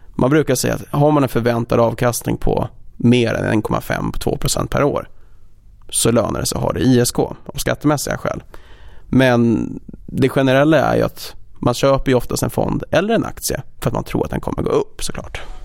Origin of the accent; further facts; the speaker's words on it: Stockholm, Stockholm County, Sweden; moved away as an adult; also born or lived in Copenhagen; född och uppvuxen i Stockholm